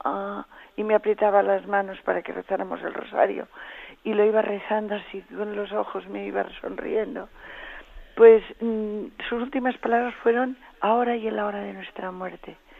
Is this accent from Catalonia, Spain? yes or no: yes; Catalonia, Spain; en catalán, porque somos catalanes